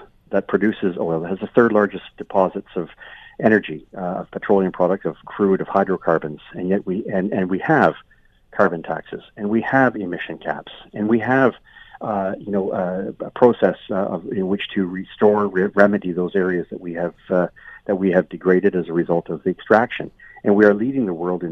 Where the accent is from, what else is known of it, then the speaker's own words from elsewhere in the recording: Eastern Canada, Canada; I'm from Eastern Canada